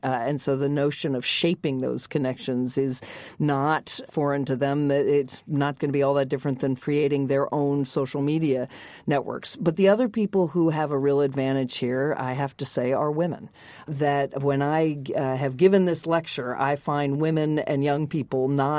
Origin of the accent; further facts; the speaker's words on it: the South, United States; as any women, certainly when I grew up in the American South, would tell you that's how they exercised power.